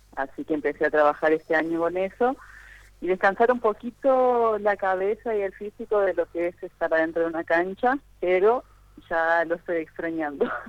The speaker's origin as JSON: {"language": "Spanish", "region": "Formosa", "country": "Argentina", "moved": "yes", "lives_now": "Rio de Janeiro, Brazil"}